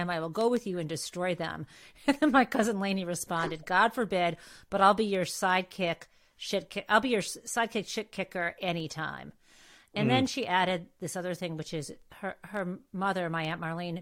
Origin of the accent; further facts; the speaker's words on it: Michigan, United States; I'm from Michigan